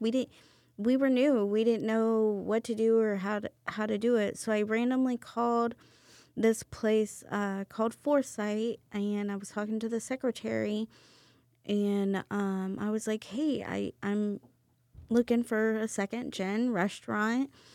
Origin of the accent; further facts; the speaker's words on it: Cairo, Missouri, United States; now in San Antonio, United States; I am a small town country girl from Missouri. I grew up in a town of a hundred people